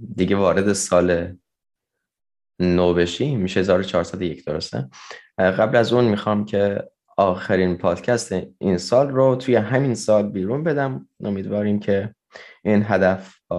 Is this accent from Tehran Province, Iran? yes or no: no; Fars, Iran; توی استان فارس هست که توی شهر خودمون